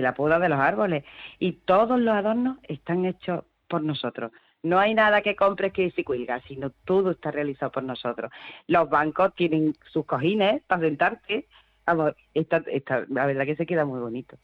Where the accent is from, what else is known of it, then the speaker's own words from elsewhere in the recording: Córdoba, Andalusia, Spain; also born or lived in Cabra; yo no soy de Morente, realmente, yo soy de Córdoba. Vamos, yo soy de, yo soy de Cabra, pero he vivido toda mi vida en Córdoba